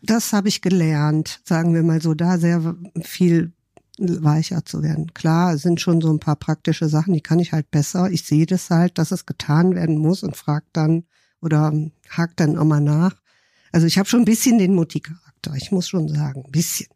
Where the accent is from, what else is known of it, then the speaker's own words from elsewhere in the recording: Rhineland, Germany; moved away as an adult; now in Hamburg, Germany; Ich komme aus dem Rheinland